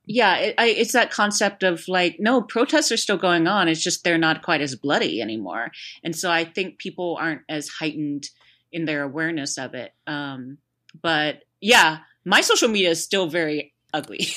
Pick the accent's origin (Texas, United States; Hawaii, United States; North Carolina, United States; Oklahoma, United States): Texas, United States; Houston; there was one in Houston too, so it's kinda like my hometown